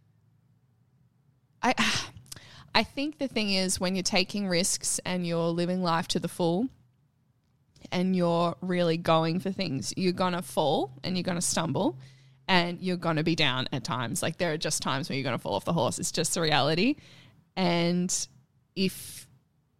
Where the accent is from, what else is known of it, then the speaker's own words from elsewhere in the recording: Nagambie, Victoria, Australia; moved away; I am from Victoria.